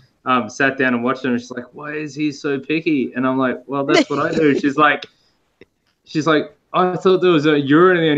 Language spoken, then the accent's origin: English; Australia; I'm Australian.